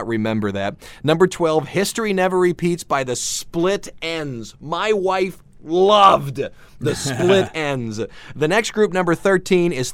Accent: Cleveland, Ohio, United States; also born or lived in Akron, Ohio; when I grew up in Cleveland, there was a band you had to love

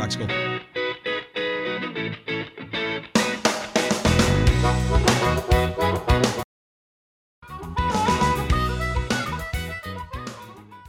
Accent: Cleveland, Ohio, United States; Cleveland, my hometown.

